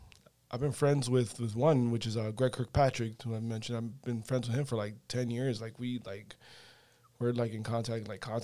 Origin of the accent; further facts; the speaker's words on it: Hialeah, Florida, United States; also born or lived in Pembroke Pines; I grew up in Hialeah, and then I moved for a few years to Pembroke Pines.